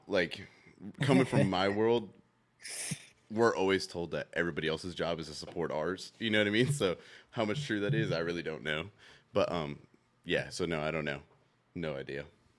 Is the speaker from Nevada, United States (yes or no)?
yes; Las Vegas, Nevada, United States; moved away as an adult; now in Clarksville, United States; as you introduced me a little bit earlier. I was born and raised in Las Vegas, Nevada. I joined the United States Army, which stationed me here in Tennessee at Fort Campbell.